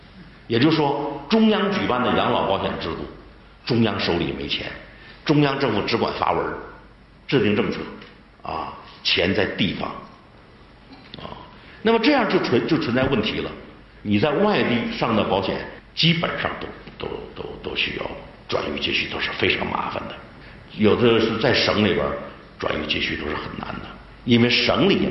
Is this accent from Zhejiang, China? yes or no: no; Liaoning, China; 你比如我是辽宁人。辽宁人，你大连到沈阳那是不可能的